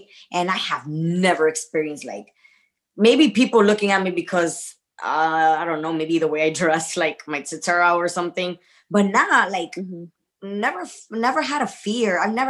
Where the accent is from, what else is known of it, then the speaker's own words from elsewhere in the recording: United States; well, I'm American, everybody speaks English.